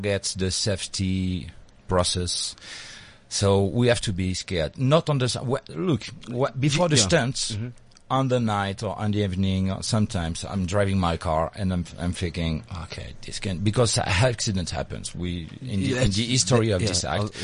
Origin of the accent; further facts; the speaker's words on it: Paris, Île-de-France, France; now in Hossegor, France; I was born in Paris, but I live now in a city called Osegore